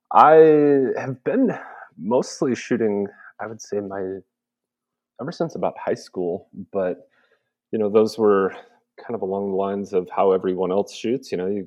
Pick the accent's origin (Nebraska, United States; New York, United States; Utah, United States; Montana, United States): Montana, United States; I grew up in Western Montana. So, I mean, the outdoors were all over and around me every day.